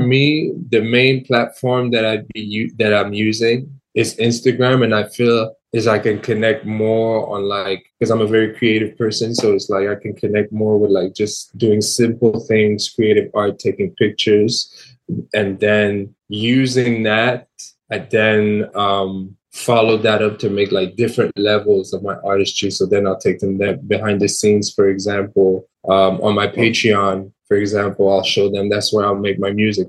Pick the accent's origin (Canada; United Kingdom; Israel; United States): Canada; Montreal, Quebec; in Canada in Montreal, in my hometown